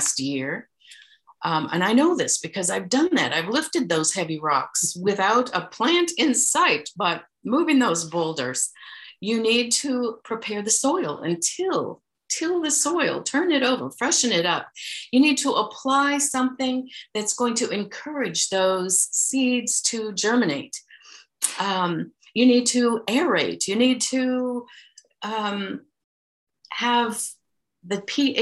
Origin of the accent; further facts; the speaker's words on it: Iowa, United States; we are from Iowa